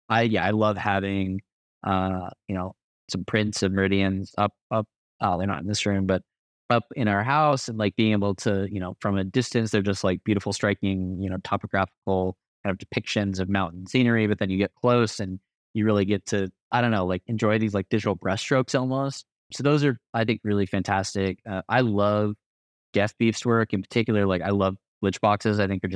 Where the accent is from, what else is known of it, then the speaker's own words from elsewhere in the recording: Arizona, United States; now in Colorado, United States; the desert being like the home that I grew up in growing up in Southern Arizona most of my life. And then, you know, the mountains being the home that I live in now and, you know, living in Colorado